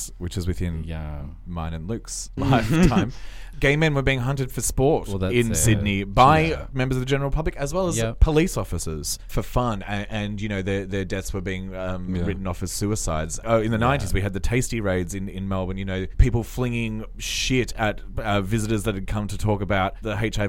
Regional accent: Russia; But now I'm sort of realizing that, you know, my home country is not as good a place as I thought it

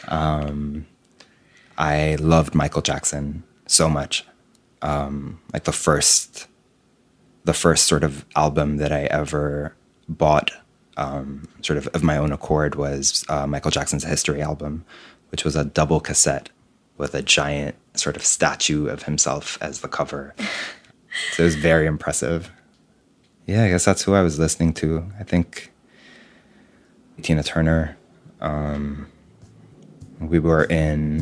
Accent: Beirut, Beirut Governorate, Lebanon; Beirut, born and raised

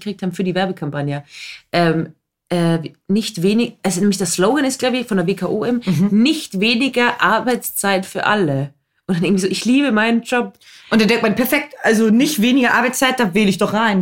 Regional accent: Austria; ich bin ja keine typische Österreicherin.

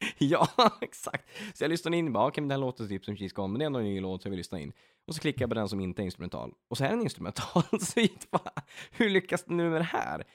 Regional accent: Örnsköldsvik, Västernorrland County, Sweden; now in Västerås, Sweden; jag från Övik bor i Västerås

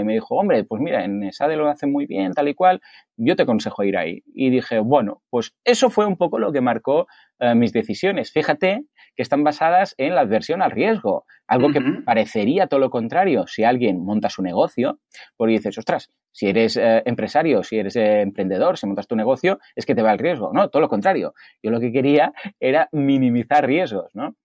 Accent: Mataró, Catalonia, Spain; soy de Mataró y aquí en Mataró nos llaman los capgrasos

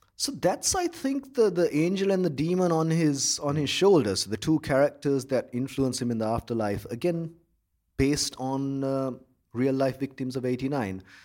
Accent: Colombo, Western Province, Sri Lanka; I grew up in Colombo

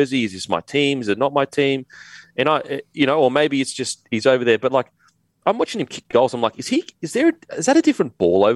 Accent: Australia; being an Aussie

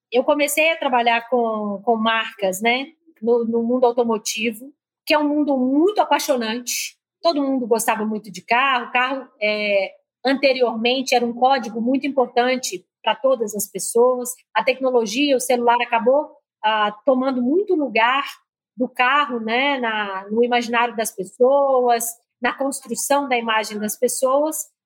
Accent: Minas Gerais, Brazil; accent: mineiro; now in São Paulo, Brazil; sou mineira, meu sotaque entrega

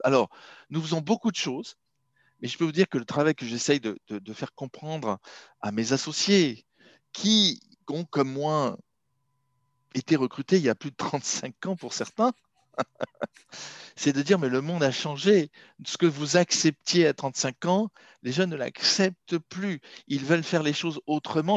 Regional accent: Marseille, Provence-Alpes-Côte d'Azur, France; moved away as an adult; also born or lived in Shanghai, China / Silicon Valley, United States / London, United Kingdom; now in Paris, France; je suis marseillais d'origine

